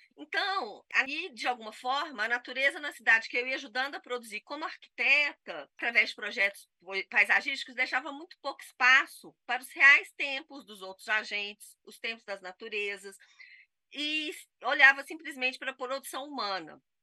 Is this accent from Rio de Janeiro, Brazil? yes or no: no; Itabira, Minas Gerais, Brazil; born or raised there